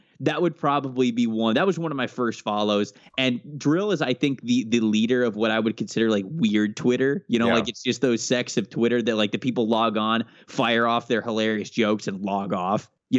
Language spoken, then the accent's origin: English; Tampa, Florida, United States; I'm from the Tampa area, so love Nelson.